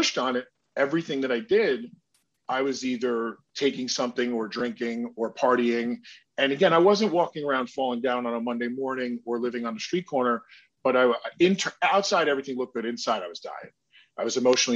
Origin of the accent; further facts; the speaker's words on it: New Jersey, United States; I was born in New Jersey